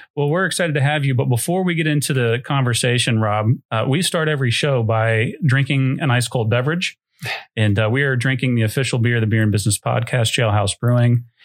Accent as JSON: {"language": "English", "town": "Dayton", "region": "Ohio", "country": "United States", "tie": "born or raised there", "said": "I grew up in Dayton, which is close to Cincinnati"}